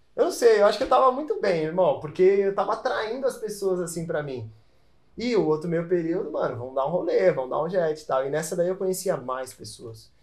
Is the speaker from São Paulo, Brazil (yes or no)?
yes; São Paulo, Brazil; eu sou paulista